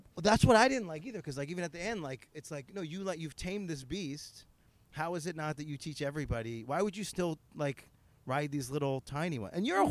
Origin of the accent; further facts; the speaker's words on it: Northeastern, United States; accent: Northeastern; my terrible Northeastern accent